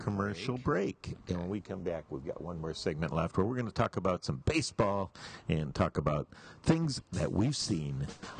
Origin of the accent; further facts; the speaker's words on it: Detroit, Michigan, United States; I grew up in Detroit